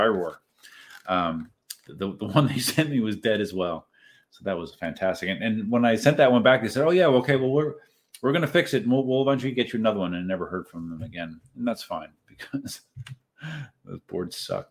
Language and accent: English; Southeast Pennsylvania, United States; moved away; I'm from Southeast Pennsylvania originally